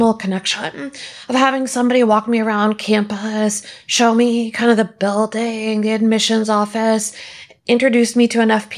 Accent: Houston, Texas, United States; also born or lived in Austin; I grew up in Houston. Most of my family is here in Houston

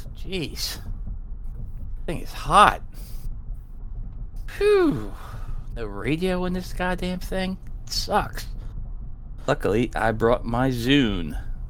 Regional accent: Missouri, United States; Oh, I should have told you guys I'm from Missouri.

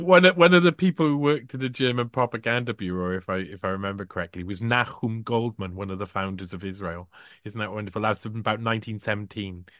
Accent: United Kingdom; as a British person

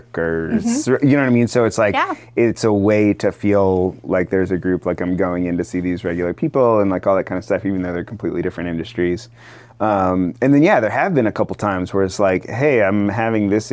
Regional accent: Asheville, North Carolina, United States; moved away as an adult; also born or lived in Austin, Texas; now in Chattanooga, United States; I'm from Asheville, North Carolina

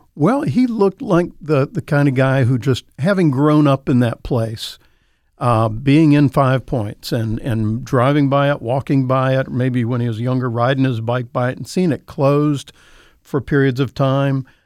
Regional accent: Raleigh, North Carolina, United States; I grew up on Beach Ridge Road, and I could I went to fourth grade in Myrtle Underwood

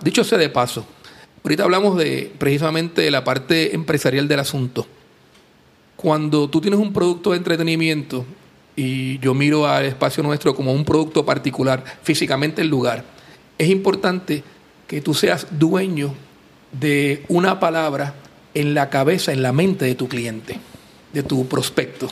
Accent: Puerto Rico; now in Aguadilla, Puerto Rico; uno es boricua

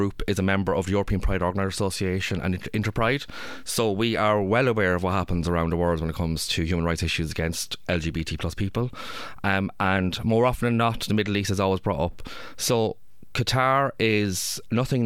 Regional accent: Ireland; I'm from Ireland

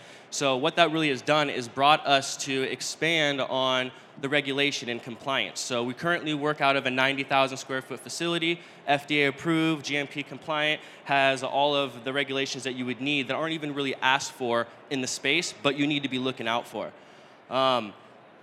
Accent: Northern California, United States; I'm from Northern California

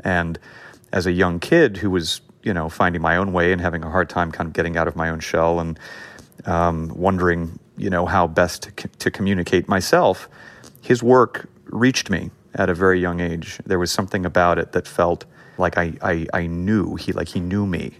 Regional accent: Los Angeles, California, United States; I grew up in an area of L A called Hancock Park

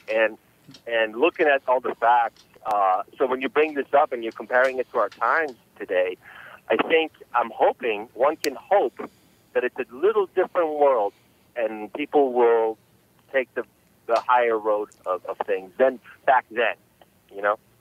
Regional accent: Los Angeles, California, United States; I grew up in uh, Los Angeles, uh, California since about 1983. My parents immigrated uh, to the states

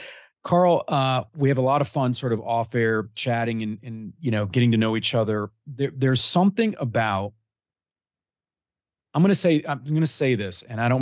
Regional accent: Detroit, Michigan, United States; I grew up in the Detroit area

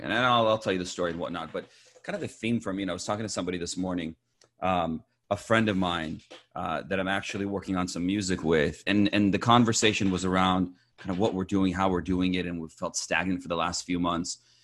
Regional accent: Champaign, Illinois, United States; also born or lived in Iran; now in Southern California, United States; I was born in Iran, moved to the U S, uh, when I was six years old, uh, with my family, and grew up in, uh, Illinois, in Champaign, Illinois, college town

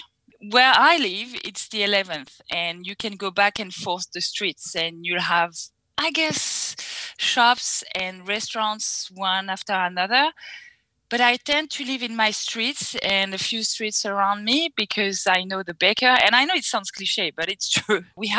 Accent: Fontainebleau, Île-de-France, France; also born or lived in Germany / London / Australia; now in Paris, France; So I've lived here for 12 years now. I grew up in Fontainebleau, which is south of Paris, an hour from Paris.

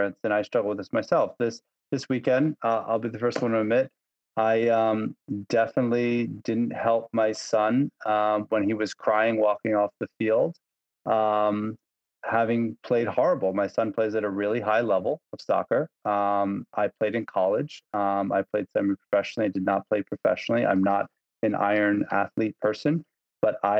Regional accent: Long Island, New York, United States; also born or lived in Lake Placid, New York; Lake Placid is a very different place than where I grew up in Long Island.

